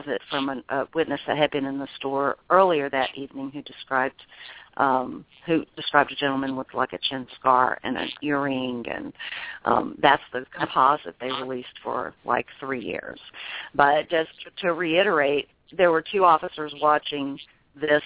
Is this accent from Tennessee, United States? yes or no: yes; Memphis, Tennessee, United States; I'm from Memphis